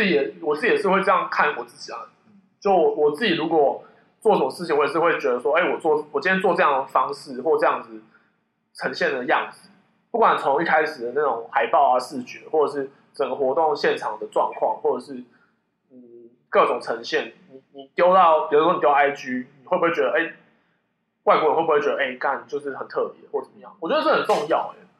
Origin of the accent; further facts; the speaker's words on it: Taichung, Taiwan; 我是台中的